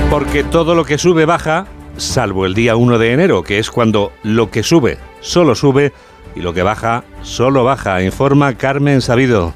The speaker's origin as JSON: {"language": "Spanish", "country": "Spain", "said": "los niños españoles somos más de Reyes Magos que de Santa Claus"}